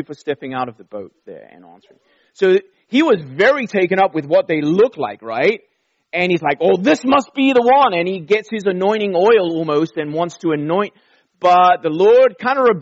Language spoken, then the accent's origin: English; Durban, KwaZulu-Natal, South Africa; also born or lived in London, England; We flew down to the Indian Ocean to a city called Durban, right on the beach. We didn't live right at the beach, but close enough. And that's where I grew up in my teenage years.